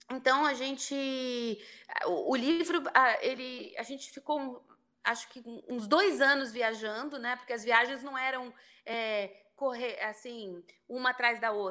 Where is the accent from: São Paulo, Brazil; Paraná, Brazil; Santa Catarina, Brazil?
São Paulo, Brazil; now in Rio de Janeiro, Brazil; Eu nasci, sou paulista, mas filha de cariocas, moro no Rio, escolhi o Rio para ser a, a minha casa. Mas eu gosto muito de São Paulo, minha formação é lá.